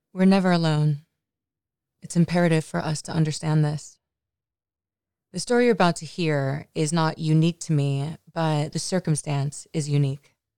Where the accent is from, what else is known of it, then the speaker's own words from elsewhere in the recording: Los Angeles, California, United States; I'm from the Valley in Los Angeles and grew up a relatively normal kind of life.